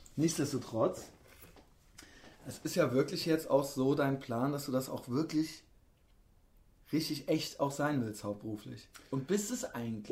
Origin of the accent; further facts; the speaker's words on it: Koblenz, Rhineland-Palatinate, Germany; In Koblenz, wo ich herkomme